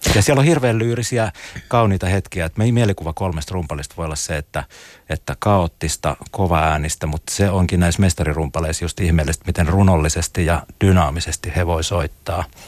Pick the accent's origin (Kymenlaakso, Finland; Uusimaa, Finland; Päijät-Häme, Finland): Uusimaa, Finland; Espoo; kasvoin Tapiolassa Espoon musiikkiopiston viitekehyksessä